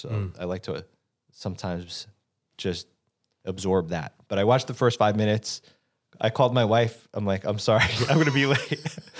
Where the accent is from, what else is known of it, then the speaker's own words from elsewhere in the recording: New York City, New York, United States; being a New Yorker and being born in Manhattan